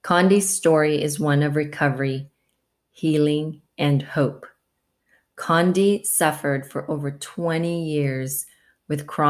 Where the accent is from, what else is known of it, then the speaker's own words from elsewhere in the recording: Portland, Oregon, United States; we're both from the Portland, Oregon area